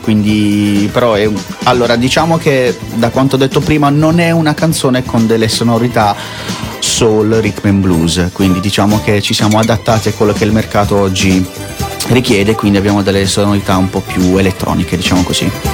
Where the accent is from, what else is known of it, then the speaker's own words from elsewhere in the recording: Bari, Apulia, Italy; moved away as an adult; now in Milan, Italy; io sono di Bari, ah, sono di, di Bari, nato a Bari, barese, 100% barese.